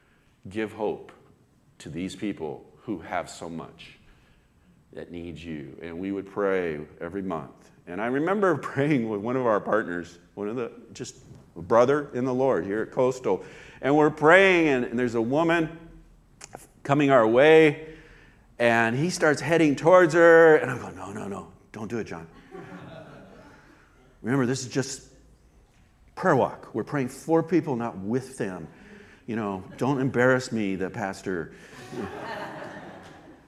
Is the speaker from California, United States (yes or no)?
yes; Oxnard, California, United States; I grew up in Oxnard